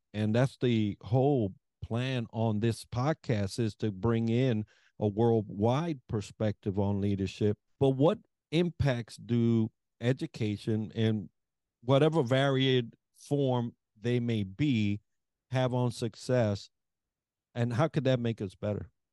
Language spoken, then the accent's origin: English; New York, United States; I'm from New York